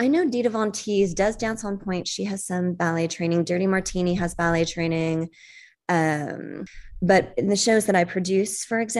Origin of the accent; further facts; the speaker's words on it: Los Angeles, California, United States; also born or lived in Detroit; No, I moved a ton. I was born in Detroit and I was raised in Los Angeles.